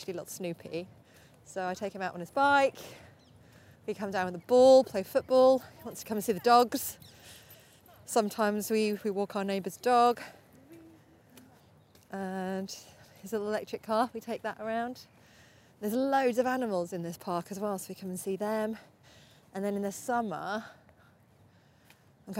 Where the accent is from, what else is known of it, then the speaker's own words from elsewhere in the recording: Norfolk, East of England, United Kingdom; moved away; I grew up in Norfolk, and there's so many beautiful places around there